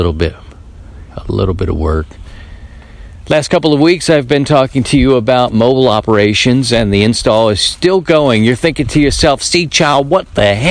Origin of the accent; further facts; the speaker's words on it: Baltimore, Maryland, United States; moved away; I'm from Baltimore